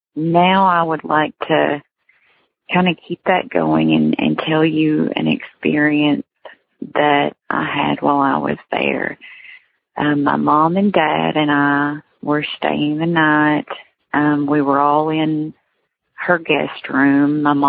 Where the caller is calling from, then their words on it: Kentucky, United States; I am calling from Kentucky.